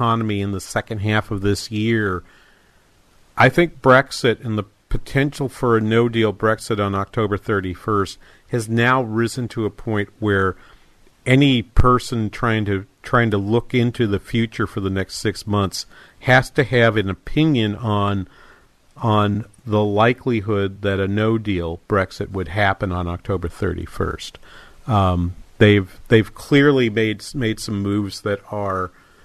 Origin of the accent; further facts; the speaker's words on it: New England, United States; now in Minnesota, United States; I grew up in New England. We don't get hail like